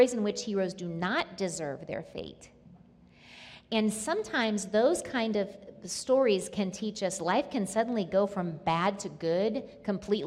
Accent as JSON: {"language": "English", "region": "Nebraska", "country": "United States", "tie": "born or raised there", "moved": "yes", "said": "I was born and lived in Nebraska for part of my life."}